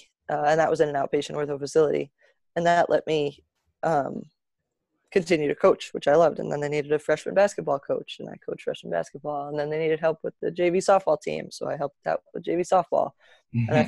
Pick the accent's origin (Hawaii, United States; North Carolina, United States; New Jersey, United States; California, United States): New Jersey, United States; also born or lived in Boston; I'm from New Jersey, born and raised here